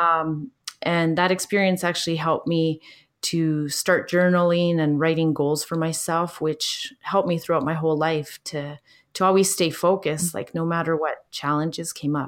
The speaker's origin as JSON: {"language": "English", "country": "Canada", "tie": "born or raised there", "also_born_or_lived": "Chile", "said": "my family immigrated to Canada when I was four years old"}